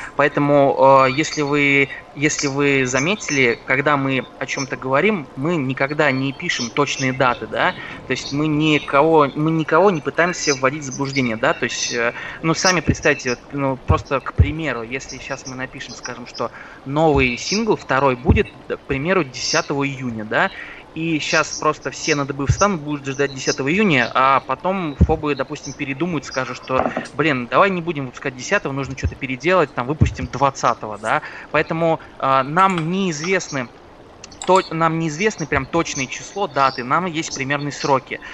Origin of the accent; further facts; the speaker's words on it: Penza, Penza Oblast, Russia; moved away; раньше я жил в городе Пенза собственно, откуда я родом